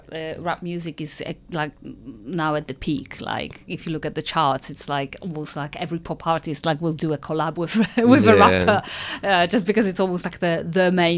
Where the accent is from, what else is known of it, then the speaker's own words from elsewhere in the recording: London, United Kingdom; I'm from London and I want to see London music on the charts